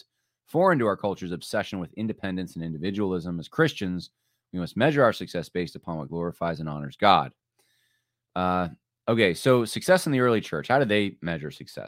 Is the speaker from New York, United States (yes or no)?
yes; New York, United States; And so I thought that I didn't really sound like a New Yorker. I mean, culturally, I'm not really that New York, but they're definitely growing up here.